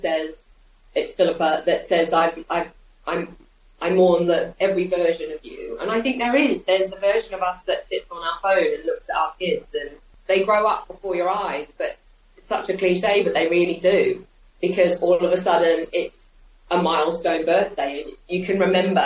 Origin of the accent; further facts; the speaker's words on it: Australia; now in United Kingdom; I grew up in Australia